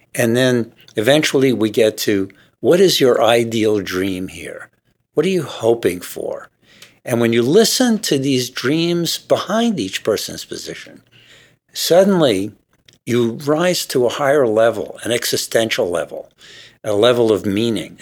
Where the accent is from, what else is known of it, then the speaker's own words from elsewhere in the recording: New York, United States; now in Seattle, United States; I grew up in New York